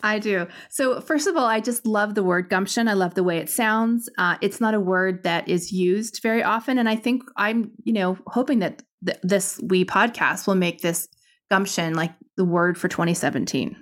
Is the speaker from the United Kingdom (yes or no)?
no; Canada; I'm Canadian